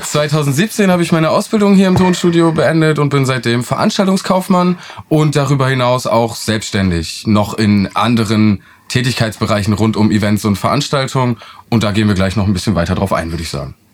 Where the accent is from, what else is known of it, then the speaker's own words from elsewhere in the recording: Northern Germany, Germany; now in Oldenburg, Germany; Wir kommen jetzt hier um aus Norddeutschland